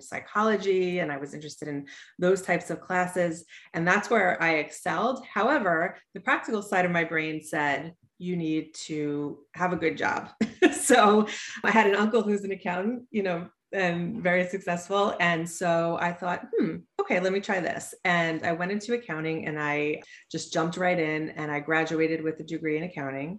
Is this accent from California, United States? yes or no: no; Suffolk County, Long Island, New York, United States; also born or lived in Pennsylvania; So I'm from Long Island, New York. I grew up in Suffolk County